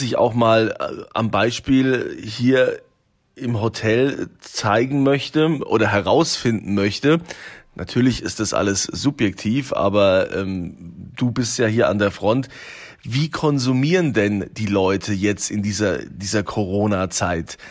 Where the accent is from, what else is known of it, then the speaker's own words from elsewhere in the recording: Rhineland-Palatinate, Germany; bei uns in Deutschland, in Rheinland-Pfalz